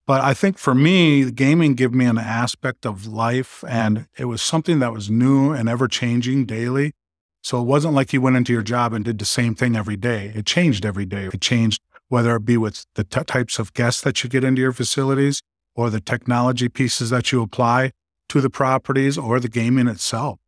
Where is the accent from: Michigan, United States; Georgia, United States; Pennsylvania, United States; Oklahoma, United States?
Michigan, United States; Manistique; also born or lived in Germany / Colorado; I grew up just west of here, about just over two hours and fifteen minutes in Manistee, Michigan